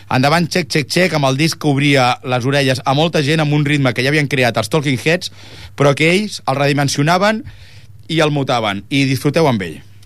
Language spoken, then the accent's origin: Catalan; Ripollet, Catalonia, Spain; nosaltres som de Ripollet